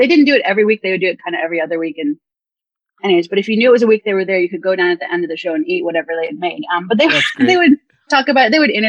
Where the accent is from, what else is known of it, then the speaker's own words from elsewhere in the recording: Iowa, United States; I grew up in Iowa